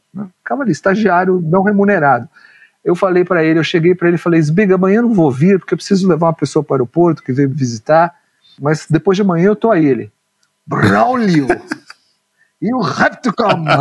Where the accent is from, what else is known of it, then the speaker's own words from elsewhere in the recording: São Paulo, Brazil; eu nasci em São Paulo, nasci no, na periferia do Ipiranga